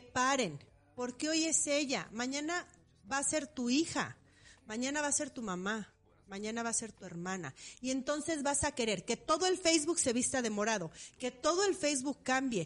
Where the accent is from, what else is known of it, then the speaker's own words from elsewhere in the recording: Morelia, Michoacán, Mexico; yo nací en Morelia